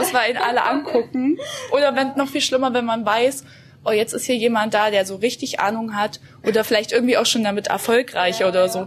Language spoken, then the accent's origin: German; countryside around Jena, Thuringia, Germany; now in Jena, Germany; Ich bin in Jena geboren, aber hier im, auf dem Land groß geworden, in der Umgebung